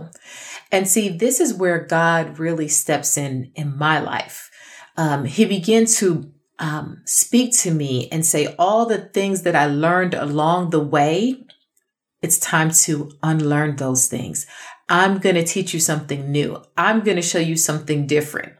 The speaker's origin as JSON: {"language": "English", "town": "New York City", "region": "New York", "country": "United States", "tie": "born or raised there", "said": "I grew up in Brooklyn"}